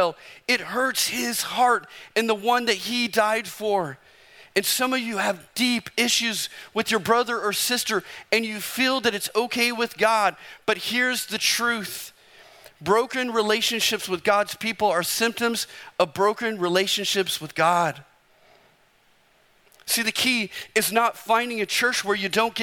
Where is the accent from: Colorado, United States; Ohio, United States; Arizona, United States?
Arizona, United States; I'm from Arizona